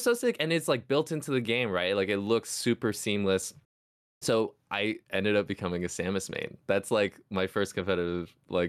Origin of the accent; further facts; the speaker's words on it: Hong Kong; now in United States; Yeah, so, I mean, I grew up in Hong Kong, actually. So, was born in the States. I'm mixed.